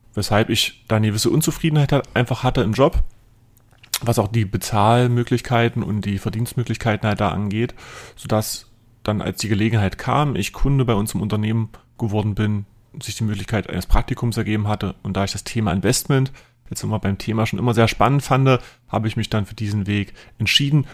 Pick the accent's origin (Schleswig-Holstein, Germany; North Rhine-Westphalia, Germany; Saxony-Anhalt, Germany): Saxony-Anhalt, Germany; near Lutherstadt Eisleben, southern; moved away as an adult; now in Magdeburg, Germany; aufgewachsen bin ich im südlichen Sachsen-Anhalt, Lutherstadt Eisleben, da in der Umgebung in einem kleinen Dorf